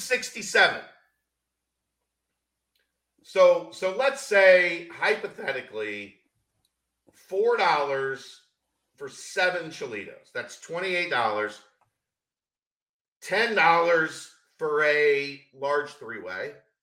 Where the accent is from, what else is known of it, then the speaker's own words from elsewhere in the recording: Northern Kentucky, United States; I grew up in Northern Kentucky.